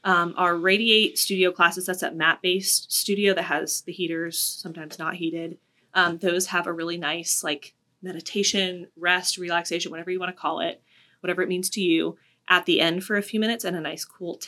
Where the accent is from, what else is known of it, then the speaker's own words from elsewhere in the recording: Florida, United States; now in Columbia, United States; I'm from Florida